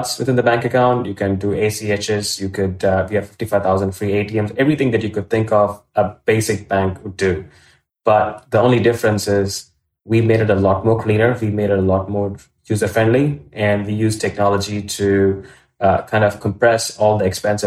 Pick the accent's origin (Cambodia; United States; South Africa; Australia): Australia; also born or lived in India; I was born in India. I grew up in Australia, did law and economics at university